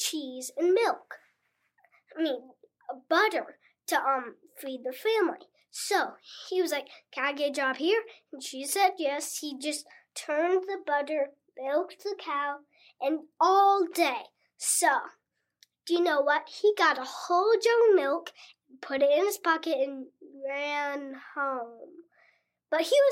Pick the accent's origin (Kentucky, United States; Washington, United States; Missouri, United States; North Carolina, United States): North Carolina, United States; Cary; now in Asheville, United States; I'm from Cary, North Carolina